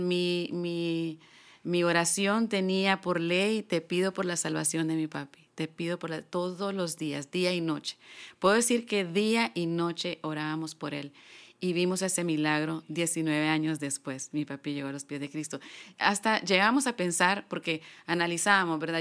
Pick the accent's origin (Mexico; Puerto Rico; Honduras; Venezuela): Honduras; San Pedro Sula, Cortés; yo soy de San Pedro, de San Pedro Sula, Honduras.